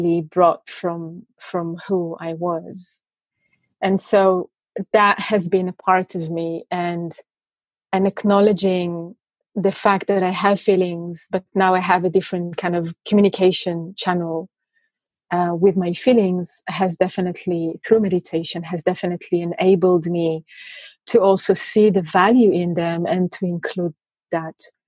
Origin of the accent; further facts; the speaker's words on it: Israel; I come from Israel, and religion in Israel is such a strong component in life